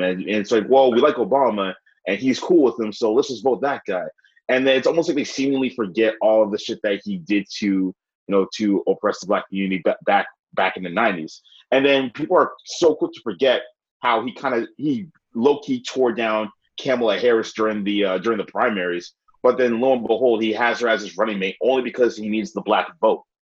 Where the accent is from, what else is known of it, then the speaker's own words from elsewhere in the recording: Ghana; also born or lived in Nigeria; me as a Ghanaian in Nigeria